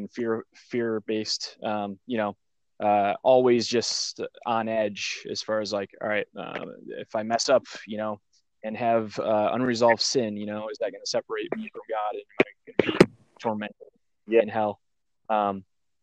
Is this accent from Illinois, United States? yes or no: no; Michigan, United States; now in Pennsylvania, United States; I'm from Michigan. I live in Pennsylvania now.